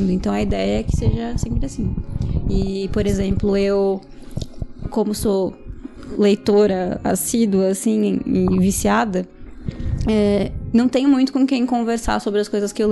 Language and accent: Portuguese; São Paulo, Brazil; só eu sou da Zona Norte, o resto é tudo espalhado por São